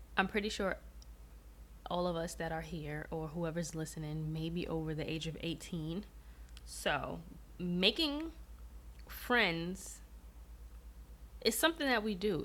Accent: New York City, New York, United States; moved away as an adult; also born or lived in Georgia; I was born and raised in New York City

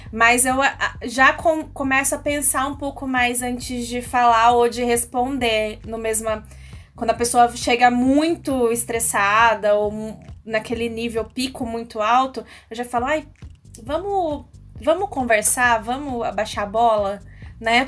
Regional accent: Bauru, São Paulo, Brazil; Eu amo Bauru. Eu não sei explicar, eu gosto daqui. Eu cresci aqui

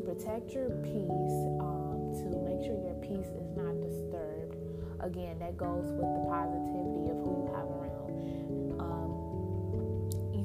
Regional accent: Chicago, Illinois, United States; now in Michigan, United States; I'm from Chicago

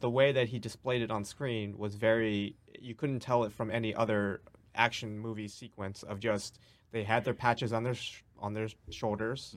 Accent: New York City, New York, United States; I grew up in New York City

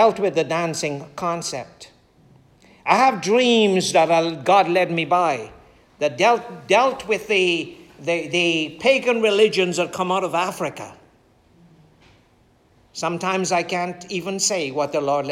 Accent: Guyana; growing up in Guyana

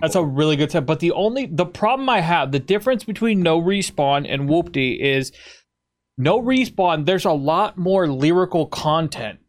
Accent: United States; I'm from America

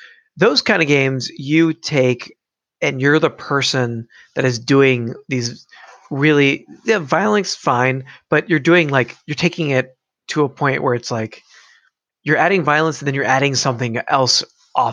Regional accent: United States; as an American

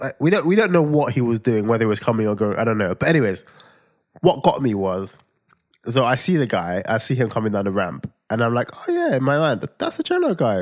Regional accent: Nigeria; I'm Nigerian

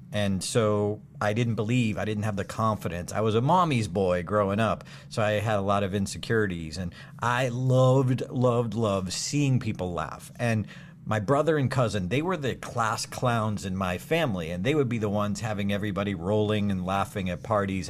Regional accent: Auburn, Massachusetts, United States; Doctor Goddard's first rocket launch in history in my hometown

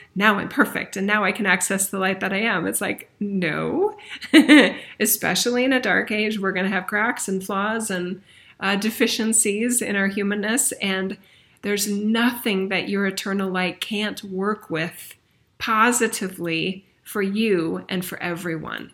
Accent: United States; we as a nation, I'm American

